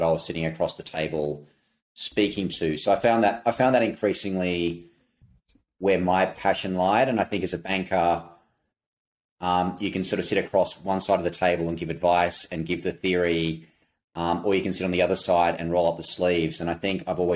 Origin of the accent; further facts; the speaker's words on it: Australia; accent: Australian; moved away as an adult; now in New York, United States; the accent, you can tell born and raised in Australia